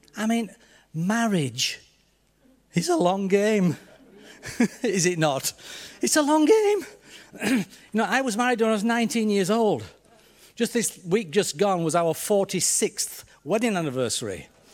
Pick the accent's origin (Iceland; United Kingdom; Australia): United Kingdom; Yorkshire and the Humber; accent: Yorkshire; this strange Yorkshireman before. So I, I hope you can tune into my accent.